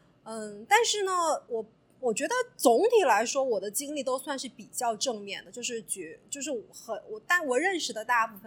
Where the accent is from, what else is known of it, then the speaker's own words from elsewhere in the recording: China; now in United States; 我们中国人之间互相帮助是出于一种怎么说呢？就是我们是一个团体